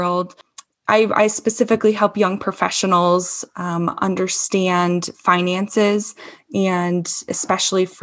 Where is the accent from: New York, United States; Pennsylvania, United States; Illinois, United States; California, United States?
Illinois, United States; Chicago; now in Denver, United States; I'm from Chicagoland area. So I am a Midwesterner at heart still